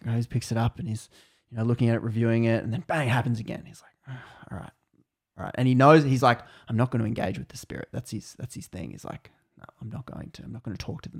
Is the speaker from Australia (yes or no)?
yes; Australia; I'm Australian